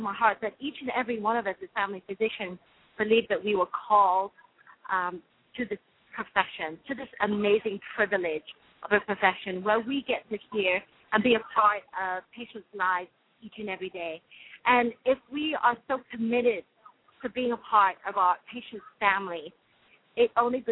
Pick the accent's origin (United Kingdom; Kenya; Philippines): United Kingdom; accent: British; now in United States; my British accent will be on full force there